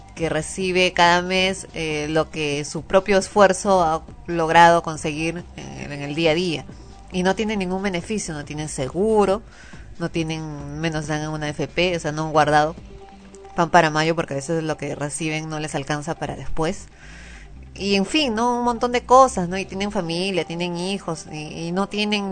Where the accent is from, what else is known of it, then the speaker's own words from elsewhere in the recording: Peru; uno como peruano